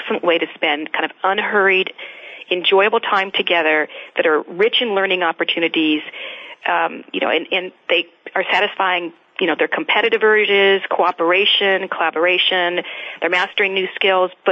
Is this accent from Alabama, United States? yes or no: no; Arizona, United States; I grew up in Arizona